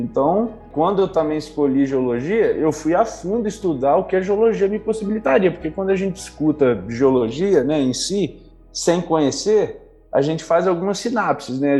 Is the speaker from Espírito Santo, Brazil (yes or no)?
yes; Pedra Azul, Espírito Santo, Brazil; eu sou de Pedra Azul, interior do Espírito Santo, capixaba de origem